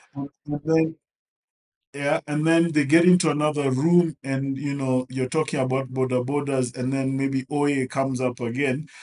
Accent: Kenya; I'm a Kenyan.

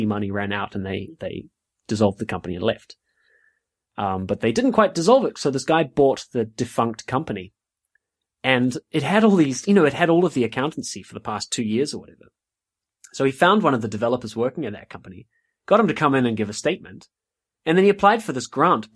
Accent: New Zealand; also born or lived in South West England; now in United Kingdom; So I come from New Zealand, as some of the listeners may or may not know. I come from New Zealand and I live in the UK.

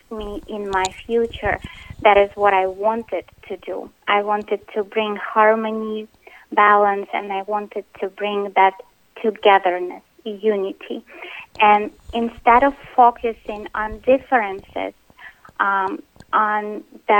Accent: Russia; moved away; I was born in Russia

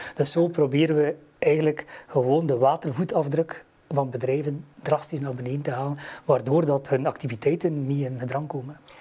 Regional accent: West Flanders, Belgium; ik kom uit West-Vlaanderen, hoort dat waarschijnlijk wel

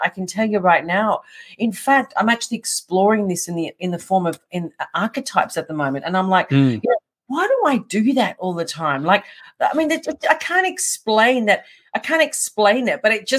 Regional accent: Melbourne, Victoria, Australia; I'm born and raised in Melbourne.

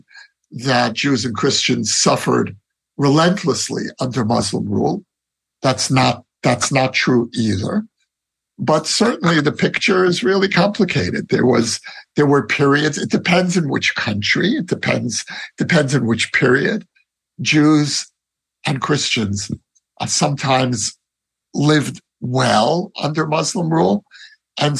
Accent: New York City, New York, United States; now in Israel; growing up in Brooklyn

